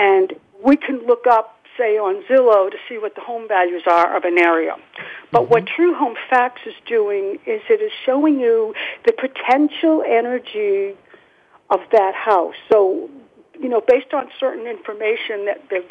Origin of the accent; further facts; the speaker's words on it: Massachusetts, United States; I'm from Massachusetts